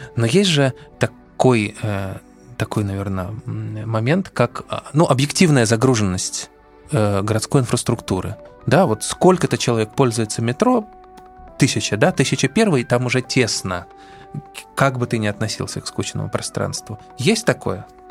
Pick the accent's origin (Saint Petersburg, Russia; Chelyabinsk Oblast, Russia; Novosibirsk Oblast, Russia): Saint Petersburg, Russia; Я, кстати, вырос в Петербурге в доме типа «Корабль»